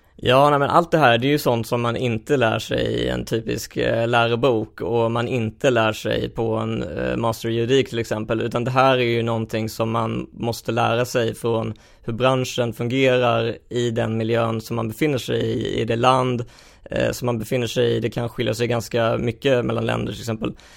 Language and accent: Swedish; Helsingborg, Skåne, Sweden; jag växte upp i, i Helsingborg